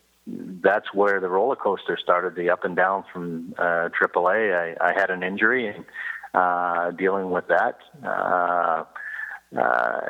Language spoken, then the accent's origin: English; Cambridge, Ontario, Canada; growing up in Cambridge